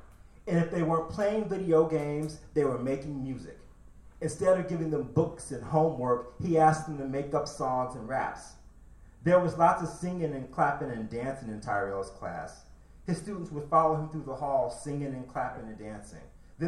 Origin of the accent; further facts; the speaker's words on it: Janesville, Wisconsin, United States; growing up in Janesville, Wisconsin wasn't a carnival for me either